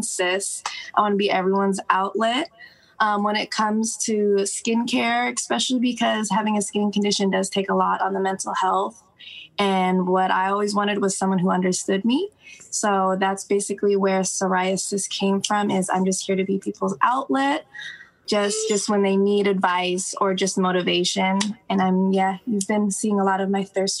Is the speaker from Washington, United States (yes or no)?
yes; Seattle area, Washington, United States; also born or lived in Tacoma; now in Seattle, United States; I'm born and raised in Seattle